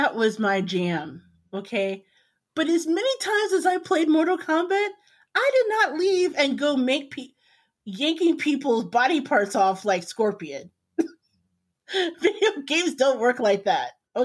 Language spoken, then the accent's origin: English; Indiana, United States; I grew up in Indiana. In the heart of Indiana